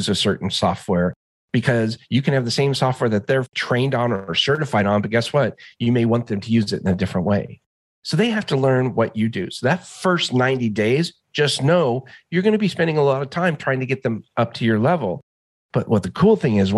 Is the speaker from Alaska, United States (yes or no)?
yes; Alaska, United States; I grew up in Alaska.